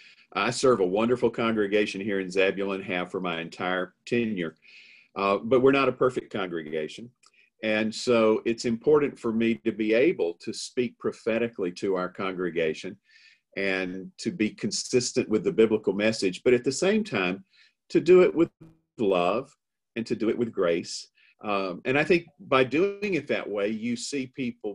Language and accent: English; Atlanta, Georgia, United States; I grew up in Atlanta, Georgia, in a wonderful suburban community.